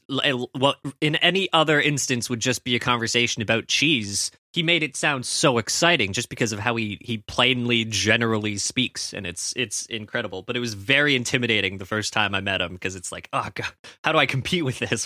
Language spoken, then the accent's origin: English; Canada; as a Canadian